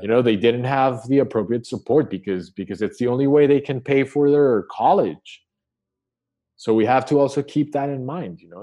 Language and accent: English; Colombia; growing up in Colombia, I suffered the war